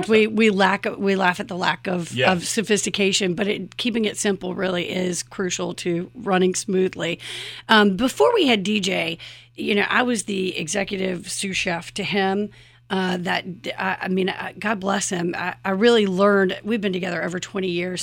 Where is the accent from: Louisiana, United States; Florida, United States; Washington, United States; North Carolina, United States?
North Carolina, United States; Chapel Hill; We're actually from Chapel Hill. Both of our grandparents had businesses.